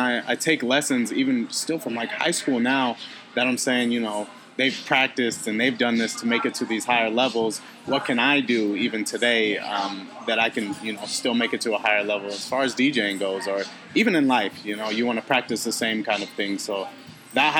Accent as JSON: {"language": "English", "town": "Phoenix", "region": "Arizona", "country": "United States", "tie": "born or raised there", "also_born_or_lived": "Chandler, Arizona", "said": "I am originally born and raised in Phoenix."}